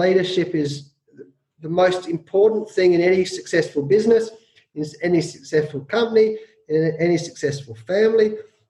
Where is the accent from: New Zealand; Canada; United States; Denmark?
New Zealand; So as a New Zealander, the old Anzac brothers, mate, I love the All Blacks.